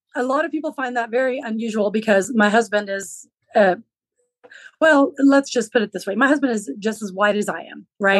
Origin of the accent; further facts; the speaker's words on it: Western Texas, United States; first language Low German; English is a second language; also born or lived in Central California; my parents, when I was quite young, they moved to Western Texas, where I live now